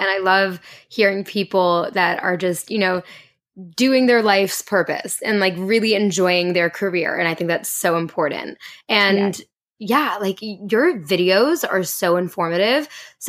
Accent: Canada; Oh, I'm Canadian.

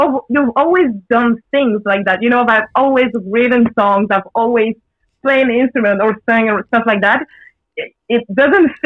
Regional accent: Belgium; I grew up in Belgium, was born in Belgium.

